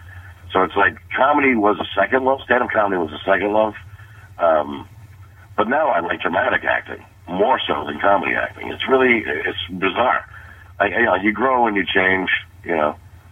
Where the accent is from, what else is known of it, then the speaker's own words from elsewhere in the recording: New York City, New York, United States; moved away as an adult; now in Los Angeles, United States; And I was raised in Brooklyn and Queens. Started doing comedy in the city. In Manhattan, and then about 2001, I received $5,000 from a network sitcom to move to L.A.